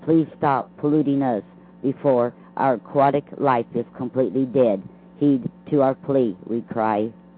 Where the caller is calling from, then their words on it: Lake Wales, Florida, United States; Hello, Rick. … from Lake Wells, Florida.